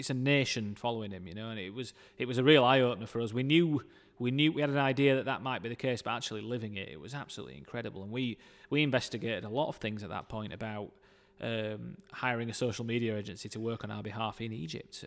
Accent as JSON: {"language": "English", "town": "Dewsbury", "region": "Yorkshire and the Humber", "country": "United Kingdom", "tie": "born or raised there", "said": "I grew up in Dewsbury"}